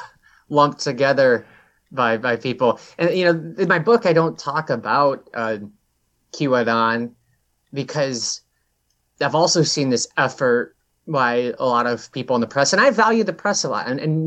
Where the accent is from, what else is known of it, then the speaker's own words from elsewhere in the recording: Brainerd, Minnesota, United States; So I think in towns like my hometown, they ignore the economic considerations that, you know, a struggling single mother in a city would deal with who may become homeless. That isn't clear to someone in Brainerd.